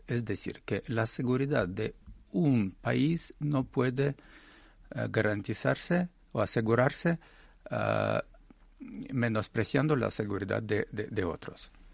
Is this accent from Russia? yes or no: yes; Russia